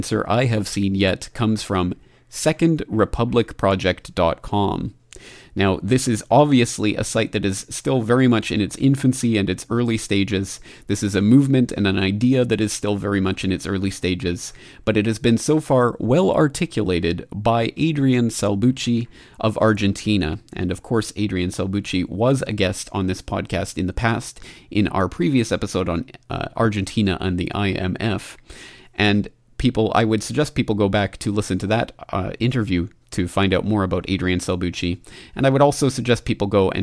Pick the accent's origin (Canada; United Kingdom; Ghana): Canada; my home country of Canada